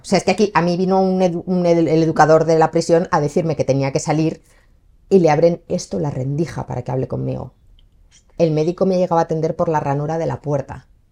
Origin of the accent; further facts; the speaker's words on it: Spain; yo soy española, yo he crecido aquí